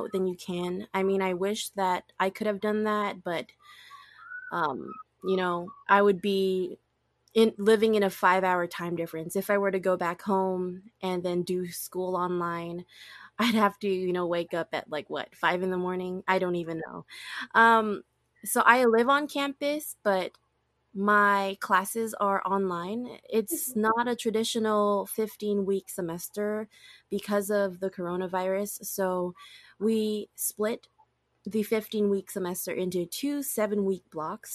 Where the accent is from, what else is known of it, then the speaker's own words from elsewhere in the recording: Oahu, Hawaii, United States; first language English; moved away as an adult; also born or lived in California / Oregon; I was born and raised on Oahu, and I've lived on the island my whole life up until I graduated high school